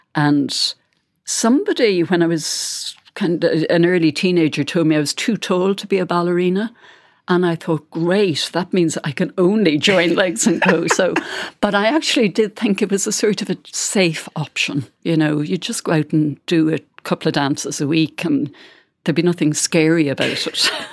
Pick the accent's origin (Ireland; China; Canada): Ireland; Bandon, Munster; moved away; I went to Bandon to do a book signing s-, session in my hometown